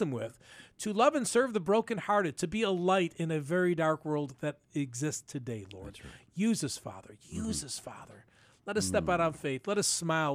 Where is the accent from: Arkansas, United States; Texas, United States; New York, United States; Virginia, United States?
New York, United States; Buffalo; growing up in North Buffalo